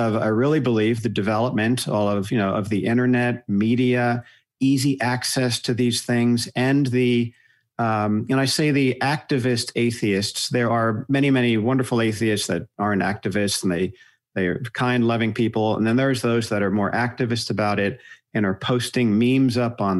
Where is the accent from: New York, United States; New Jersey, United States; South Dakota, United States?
New Jersey, United States; moved away as an adult; also born or lived in Colorado; I grew up in New Jersey